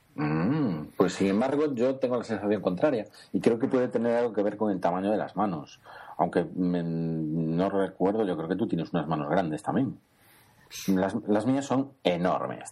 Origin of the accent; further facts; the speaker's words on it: Spain; somos españoles